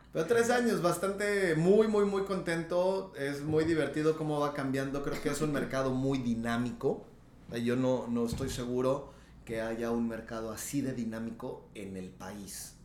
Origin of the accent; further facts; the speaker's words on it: Yecapixtla, Morelos, Mexico; moved away as an adult; now in Tulum, Mexico; yo soy morelense